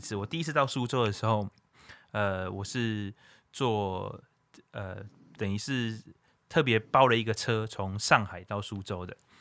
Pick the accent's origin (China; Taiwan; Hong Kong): Taiwan; 因为我是土生土长的台湾音娜